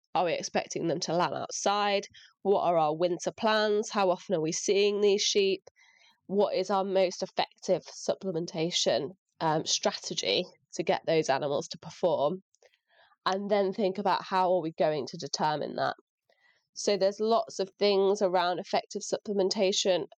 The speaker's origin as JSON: {"language": "English", "area": "North Lincolnshire", "region": "Yorkshire and the Humber", "country": "United Kingdom", "tie": "born or raised there", "moved": "as an adult", "lives_now": "Shropshire, United Kingdom", "said": "I grew up in rural Lincolnshire, so North Lincolnshire"}